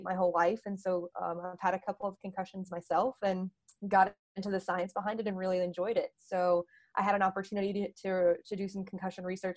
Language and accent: English; North Carolina, United States; moved away as an adult; also born or lived in Delaware; now in Boston, United States; I am originally from North Carolina.